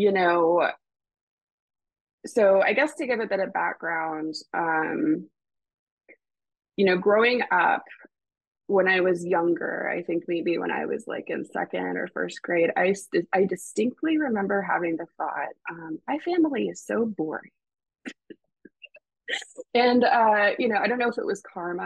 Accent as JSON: {"language": "English", "town": "Raleigh", "region": "North Carolina", "country": "United States", "tie": "born or raised there", "said": "We were living in Raleigh. I grew up in Raleigh"}